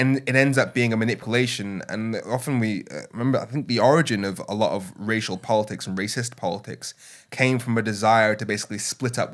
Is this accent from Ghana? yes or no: no; Birmingham, West Midlands, United Kingdom; moved away as an adult; also born or lived in Darlington / Brussels; I was born in Darlington, grew up in Birmingham.